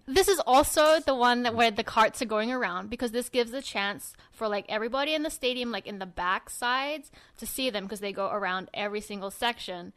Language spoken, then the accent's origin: English; Sydney, New South Wales, Australia; I'm from Sydney too.